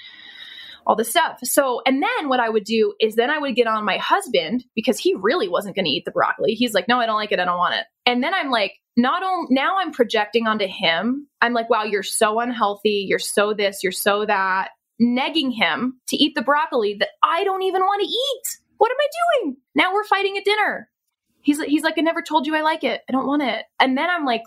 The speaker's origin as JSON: {"language": "English", "region": "Pennsylvania", "country": "United States", "tie": "born or raised there", "said": "I was born in Pennsylvania"}